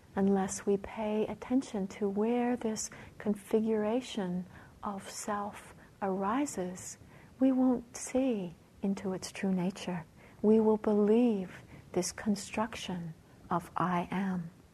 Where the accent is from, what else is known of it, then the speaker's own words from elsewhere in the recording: Canada; Being a Canadian